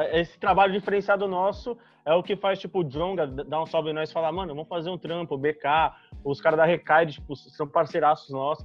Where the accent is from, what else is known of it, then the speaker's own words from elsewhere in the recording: São Paulo, Brazil; a gente é de São Paulo